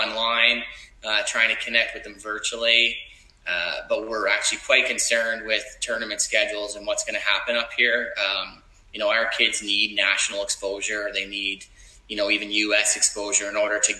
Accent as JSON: {"language": "English", "region": "Nova Scotia", "country": "Canada", "also_born_or_lived": "Montreal", "moved": "as an adult", "said": "I'm originally from Nova Scotia. So I ended up coming back here about 7 or 8 years ago"}